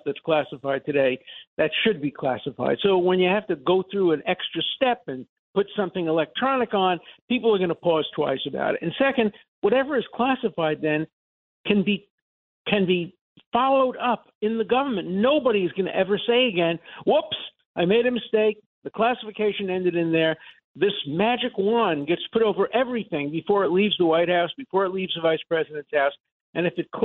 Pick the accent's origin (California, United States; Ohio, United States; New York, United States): New York, United States; New York City; moved away; also born or lived in Cambridge, Massachusetts; I come from Brooklyn